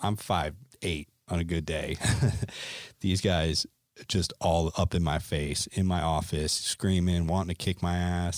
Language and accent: English; Connecticut, United States; moved away as an adult; also born or lived in Gunnison, Colorado; I grew up in Connecticut